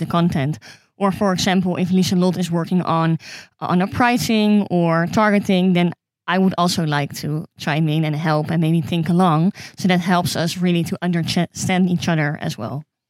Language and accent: English; Amsterdam, North Holland, Netherlands; I'm from Amsterdam